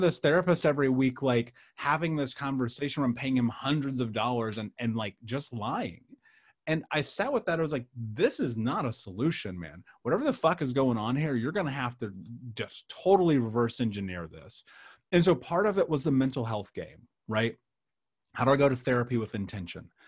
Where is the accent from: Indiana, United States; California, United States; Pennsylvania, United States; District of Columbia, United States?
Indiana, United States; Indianapolis; I grew up in Indianapolis.